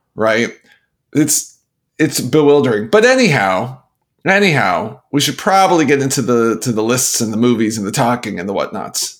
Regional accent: Canada; moved away; also born or lived in Pittsburgh; as a Canadian

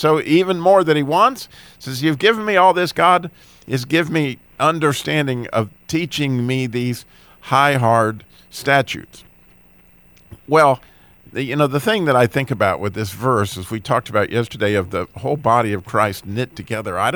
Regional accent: Idaho, United States; born there; also born or lived in North Carolina / Illinois / Michigan / California; I was born in Idaho, but I live in North Carolina.

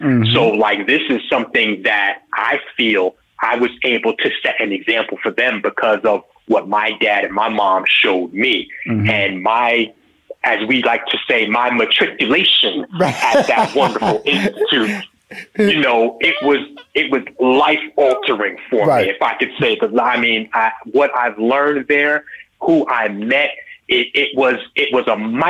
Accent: New York, United States; born or raised there

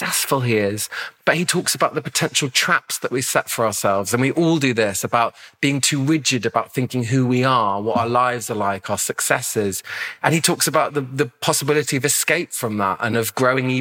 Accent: London, United Kingdom; I grew up in Lambeth in the 80s

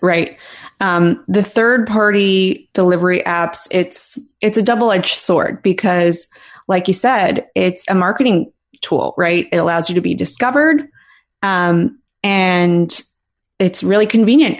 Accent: Philadelphia, Pennsylvania, United States; moved away; I'm from Philly originally

